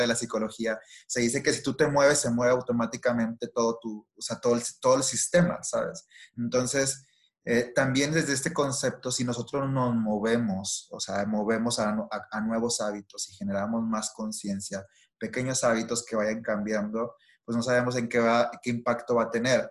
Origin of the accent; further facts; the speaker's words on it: Monterrey, Nuevo León, Mexico; soy regia